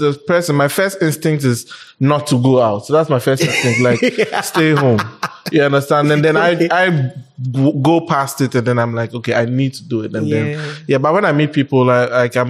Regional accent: Accra, Greater Accra, Ghana; also born or lived in Spintex, Accra; I grew up in Jolu. I was born in Jolu, basically

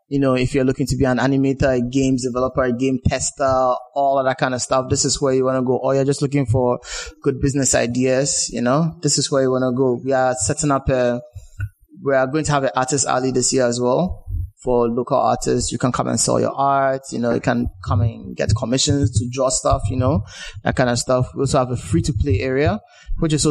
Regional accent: Ghana; as a Ghanaian

